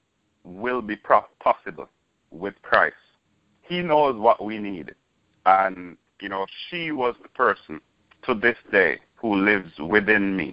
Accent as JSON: {"language": "English", "country": "Jamaica", "tie": "born or raised there", "moved": "yes", "said": "I'm originally from Jamaica. Born, bred, and raised"}